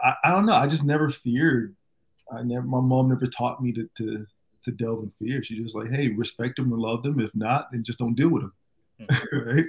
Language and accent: English; Fort Myers, Florida, United States; also born or lived in Jamaica (background); now in Miami, United States; I grew up in Fort Myers, two hours away.